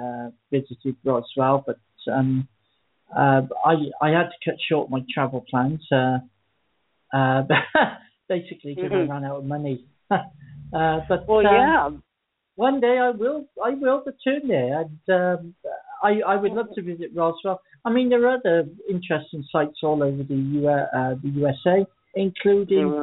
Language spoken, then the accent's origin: English; Abergavenny, Wales, United Kingdom; I usually pronounce the town I live in. It's called Abergavenny. It's quite difficult to pronounce. I was born in Abergavenny